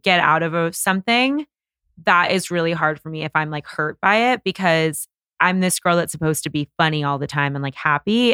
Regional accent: Bay Area, California, United States; moved away as an adult; now in Los Angeles, United States; I was from the Bay Area

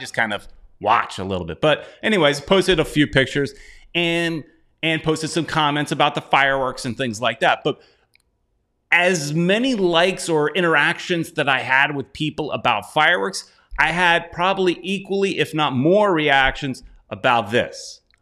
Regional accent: United States; I'm American

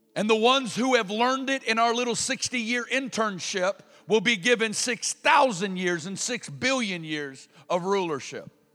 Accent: Kansas City, Missouri, United States; I come from Kansas City where Bob Jones received the audible voice of God.

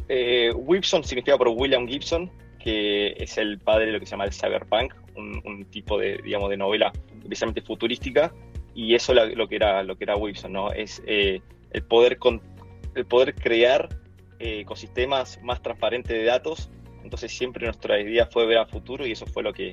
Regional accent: Chile; now in Argentina; soy, soy chileno pero vivo, viví casi toda mi vida acá en Argentina

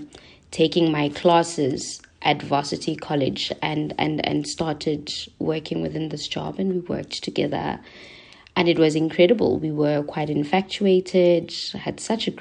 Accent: Soweto, Gauteng, South Africa; I'm born and bred in Soweto

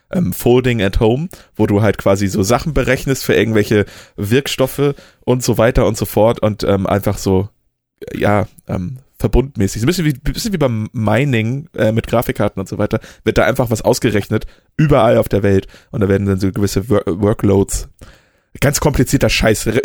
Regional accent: Oldenburg, Lower Saxony, Germany; Nee, ich kam aus dem Oldenburger Problemviertel. Ah, nee, warte, sowas gibt's hier nicht. Wohnst in der Innenstadt.

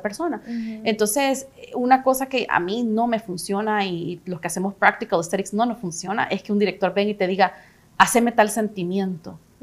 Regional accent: El Salvador; moved away; also born or lived in United States / Canada; soy una salvadoreña

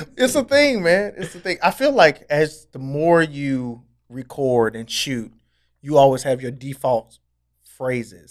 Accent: Nashville, Tennessee, United States

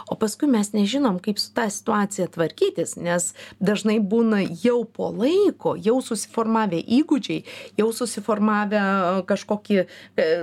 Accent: Lithuania; mes esame lietuviai

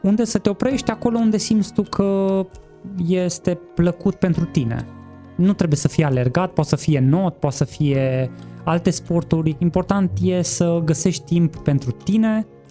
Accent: Cluj-Napoca, Cluj County, Romania; m-am născut la Cluj, am 36

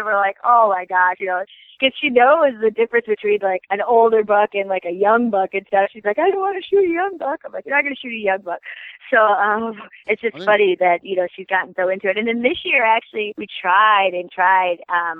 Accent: Iowa, United States; we're just rednecks from Iowa that are lucky that people like our show

